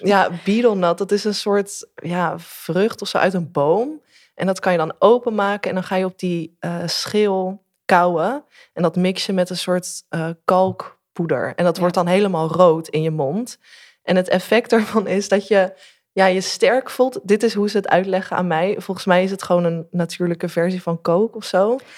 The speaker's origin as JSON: {"language": "Dutch", "town": "Delft", "region": "South Holland", "country": "Netherlands", "tie": "born or raised there", "lives_now": "The Hague, Netherlands", "said": "uit Delft, waar ik ben opgegroeid en nu woon ik in Den Haag."}